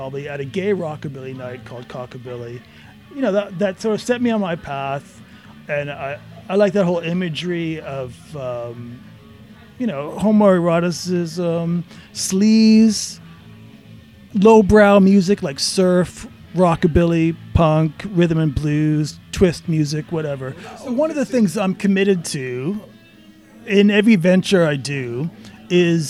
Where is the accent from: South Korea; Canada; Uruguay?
Canada; moved away; I'm Canadian, and I grew up watching SCTV.